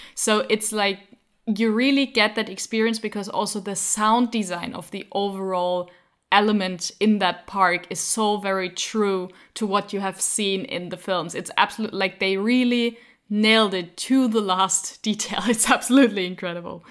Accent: Frankfurt, Hesse, Germany; English is a second language; I'm from Frankfurt. in Germany.

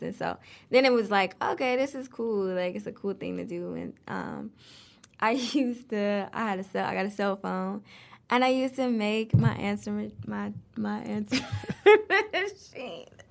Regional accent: Detroit, Michigan, United States; Grew up on the East Side, um, off of Gratiot.

